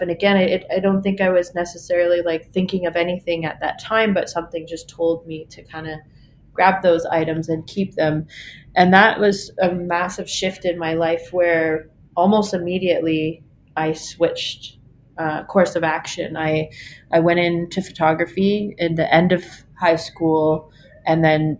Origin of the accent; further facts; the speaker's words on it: Mississauga, Ontario, Canada; I was born in Mississauga, Ontario, and I grew up there for a good chunk of my life